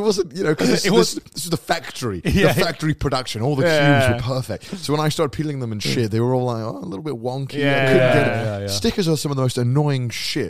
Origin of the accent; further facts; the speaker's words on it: United Kingdom; I'm British.